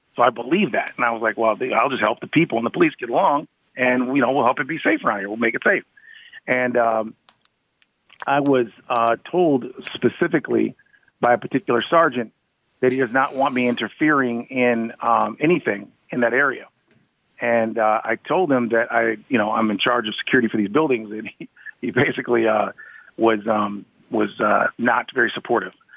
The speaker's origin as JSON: {"language": "English", "town": "Ann Arbor", "region": "Michigan", "country": "United States", "said": "I'm from Ann Arbor, Michigan, where University of Michigan is"}